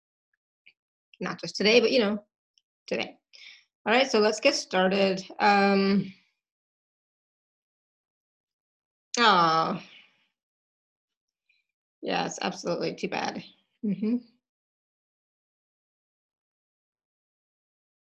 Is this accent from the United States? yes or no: no; Canada; now in Austria; I am Canadian. Just a Canadian living in Austria, but you know, I'm a Canadian